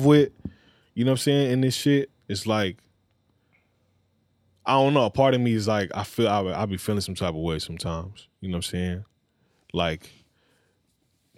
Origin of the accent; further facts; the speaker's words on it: Los Angeles, California, United States; I'm a West Side baby